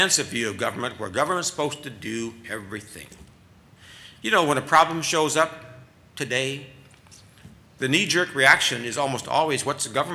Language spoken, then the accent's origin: English; Minnesota, United States; my home state of Minnesota